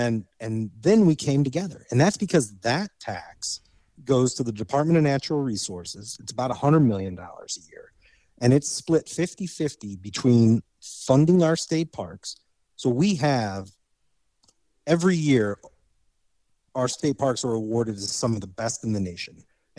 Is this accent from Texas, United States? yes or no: no; Indiana, United States; because I grew up in Indiana.